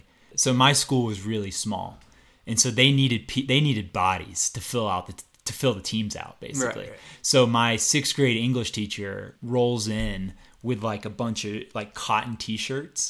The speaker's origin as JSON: {"language": "English", "town": "Nashville", "region": "Tennessee", "country": "United States", "tie": "born or raised there", "moved": "as an adult", "said": "I'm from Nashville, Tennessee originally, born and raised."}